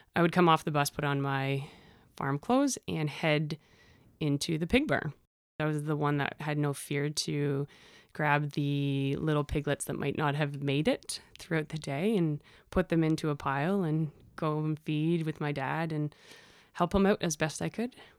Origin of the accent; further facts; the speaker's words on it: Innisfil, Ontario, Canada; I grew up in Innisfil. I always said Barrie, but it is Innisfil